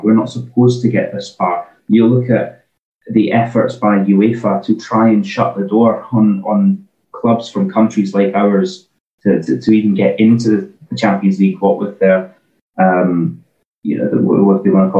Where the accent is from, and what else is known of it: Scotland, United Kingdom